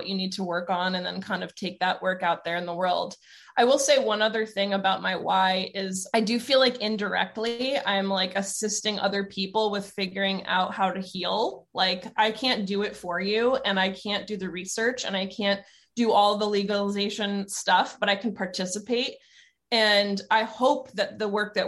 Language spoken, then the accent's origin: English; New Jersey, United States; also born or lived in Long Island, New York; now in Oregon, United States; I was born on Long Island, grew up in New Jersey